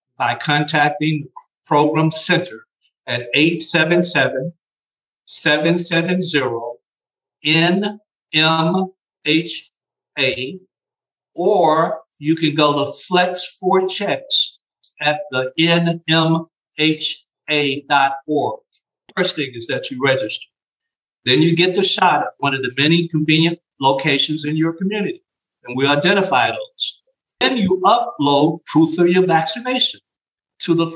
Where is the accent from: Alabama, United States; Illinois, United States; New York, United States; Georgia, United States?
Alabama, United States; Gadsden; moved away as an adult; also born or lived in Nashville, Tennessee / Houston, Texas; I grew up in Gaston, Alabama